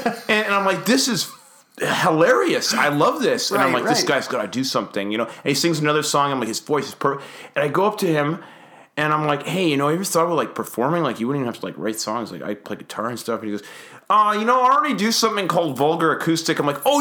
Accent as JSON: {"language": "English", "town": "Winnipeg", "region": "Manitoba", "country": "Canada", "tie": "born or raised there", "also_born_or_lived": "Windsor, Ontario", "said": "I was born in Winnipeg. I lived here most of my life, and I lived in Windsor, Ontario"}